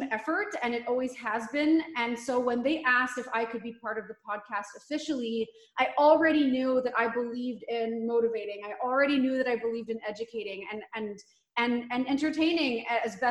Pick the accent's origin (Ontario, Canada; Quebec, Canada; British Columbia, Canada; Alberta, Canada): Quebec, Canada; Montreal; moved away as an adult; now in Vancouver, Canada; I'm actually born and raised in Montreal, Quebec